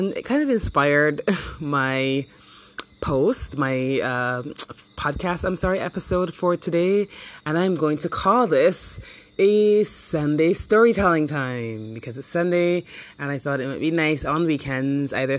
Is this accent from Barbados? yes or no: yes; Barbados; moved away as an adult; growing up in the Caribbean and growing up specifically in Barbados